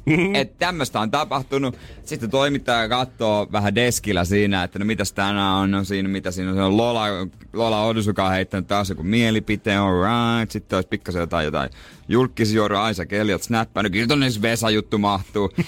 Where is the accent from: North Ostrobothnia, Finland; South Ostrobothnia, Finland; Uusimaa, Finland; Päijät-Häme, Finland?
South Ostrobothnia, Finland; Seinäjoki; now in Helsinki, Finland; Mä oon Seinäjoelta.